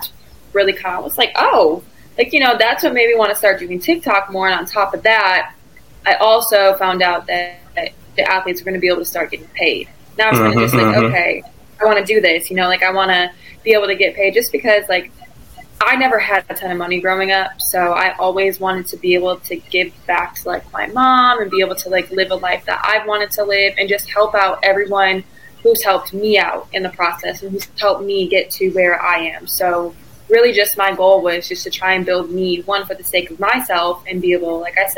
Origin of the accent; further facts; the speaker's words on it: Batavia, Illinois, United States; moved away as an adult; also born or lived in Stillwater, Oklahoma; I am from Batavia, Illinois, grew up.